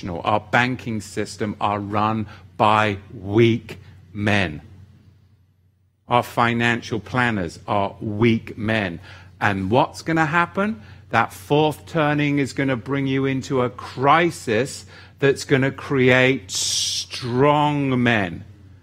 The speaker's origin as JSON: {"language": "English", "region": "England", "country": "United Kingdom", "tie": "born or raised there", "said": "growing up in England, the Church of England"}